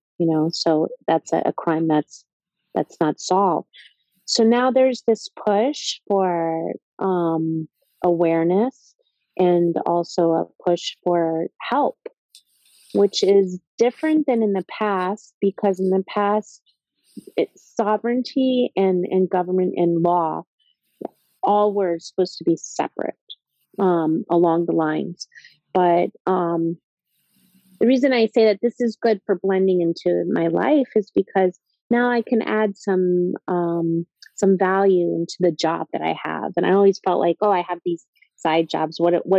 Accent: Atlanta, Georgia, United States; now in New York, United States; You know, like I'm from Atlanta, Georgia. That's where I was born. And I moved around a lot.

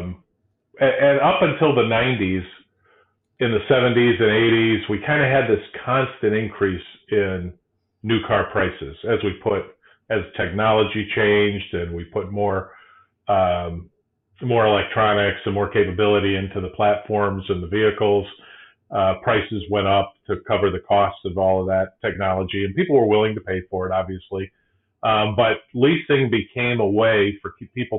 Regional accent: South Bend, Indiana, United States; now in Michigan, United States; I grew up in South Bend

